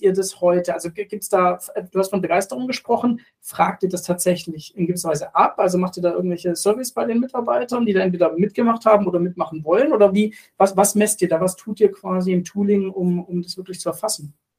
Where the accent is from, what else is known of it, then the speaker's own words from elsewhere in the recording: Germany; als, als Deutsche in Deutschland